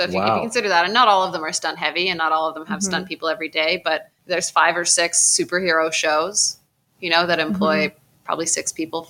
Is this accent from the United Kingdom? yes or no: no; South Africa; I usually just say, oh, I'm South African, and people accept that.